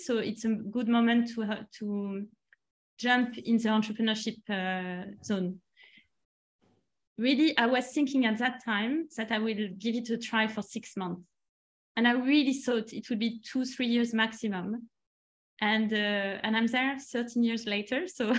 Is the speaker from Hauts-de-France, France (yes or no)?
no; Strasbourg, Grand Est, France; also born or lived in Nantes; I'm French, so I was in France. I was born in Nantes first and then moved in a couple of different cities. And then finally spent most of my time in Strasbourg next to the German border.